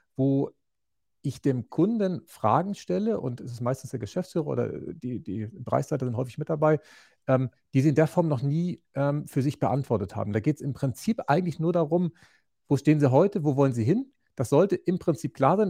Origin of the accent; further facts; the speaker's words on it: Schleswig-Holstein, Germany; moved away as an adult; Ursprünglich ja. komme ich vom äh, Bauernhof aus Großvolsche. Das ist im äh, in der Mitte Schleswig-Holsteins